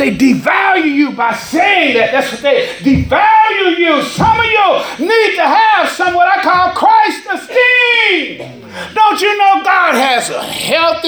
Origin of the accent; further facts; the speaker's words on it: Dallas, Texas, United States; moved away as an adult; also born or lived in West Palm Beach, Florida; Oak Cliff, Texas, boy.